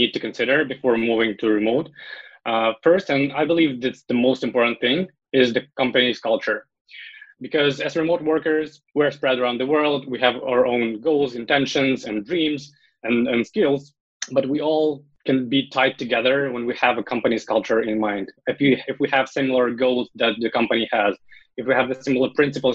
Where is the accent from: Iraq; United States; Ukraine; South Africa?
Ukraine; I'm from Ukraine